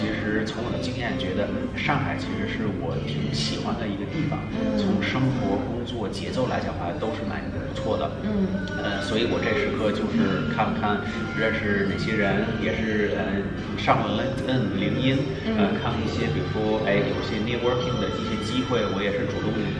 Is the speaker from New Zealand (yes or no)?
yes; New Zealand; first language English; Chinese is a second language; moved away as an adult; also born or lived in China; 因为毕竟在这边待了呃已经有二十五年了，我很小就过来了。嗯。小学、中学、高中、大学都在这边上的